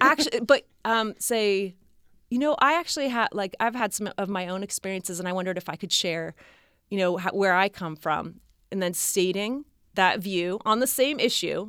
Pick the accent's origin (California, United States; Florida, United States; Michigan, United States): California, United States; near San Francisco; I grew up in near San Francisco